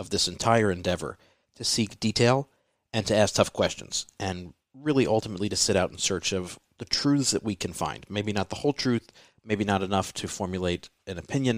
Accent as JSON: {"language": "English", "country": "United States", "said": "as an Italian-American than just as an American"}